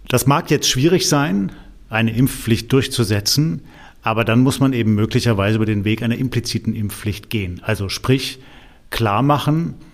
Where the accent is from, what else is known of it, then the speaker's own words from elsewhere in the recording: Baden-Württemberg, Germany; Sachsen geht den Weg, Bayern geht den Weg, aber es ist eben so nach und nach, so kleckerlesweise, wie man bei uns in Baden-Württemberg so schön sagt, kommt das.